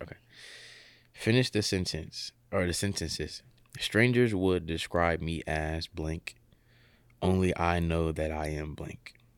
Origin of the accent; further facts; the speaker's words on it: Columbus, Ohio, United States; moved away as an adult; I'm from Columbus, Ohio